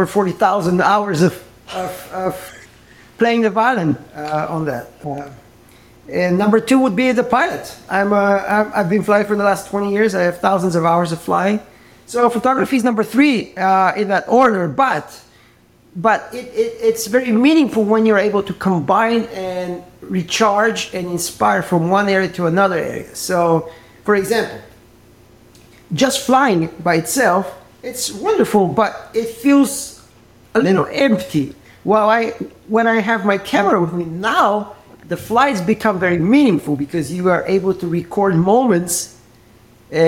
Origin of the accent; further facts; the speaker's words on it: Bulgaria; moved away as an adult; now in United States; Originally from Bulgaria, and I moved to the U.S. a little over 30 years ago to study music.